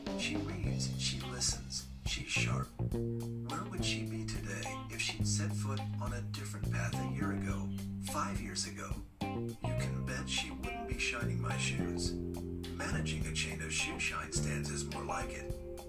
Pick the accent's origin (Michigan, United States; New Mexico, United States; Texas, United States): New Mexico, United States; Albuquerque; I was born and raised in Albuquerque, New Mexico. My dad died when I was 10. I remember being handed the flag from his casket. My mom held everything together.